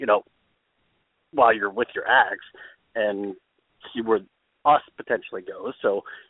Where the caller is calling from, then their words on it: California, United States; I am in California.